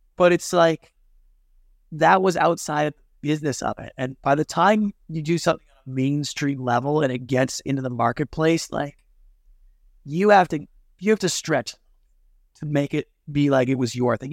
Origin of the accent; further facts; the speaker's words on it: Canada; moved away as an adult; now in Los Angeles, United States; I'm Canadian by birth